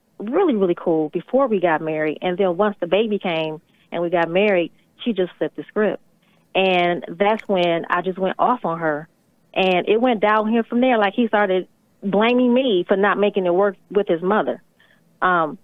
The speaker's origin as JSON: {"language": "English", "town": "Detroit", "region": "Michigan", "country": "United States", "said": "I'm from Detroit."}